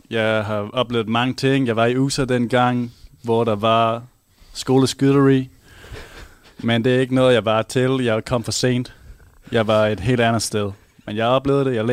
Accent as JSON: {"language": "Danish", "town": "Haderslev", "region": "Southern Denmark", "country": "Denmark", "tie": "born or raised there", "moved": "as an adult", "lives_now": "Aarhus, Denmark", "said": "Jamen, jeg er opvokset lidt uden for Hatterslev."}